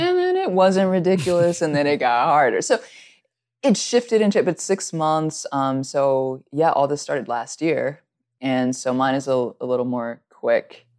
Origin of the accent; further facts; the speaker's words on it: Alabama, United States; also born or lived in California; I, I am from California, but grew up in Alabama, and this is how I talk